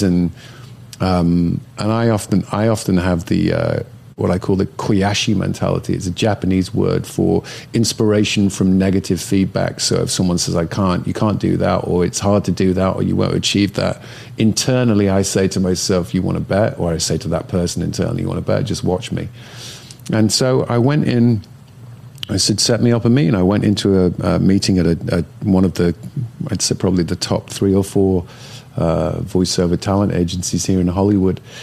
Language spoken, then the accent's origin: English; Northern England, United Kingdom; moved away; growing up in Northern England where I grew up